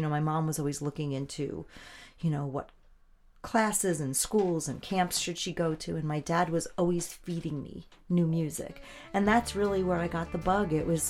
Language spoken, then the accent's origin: English; Melville, New York, United States; also born or lived in Manhattan, New York / Queens, New York; now in Stony Brook, United States; I was born in a hospital in Manhattan. I was raised Me too. Yeah, I was raised in Queens until I was about 7. And then my people migrated easterly. So I grew up essentially in Melville in New York.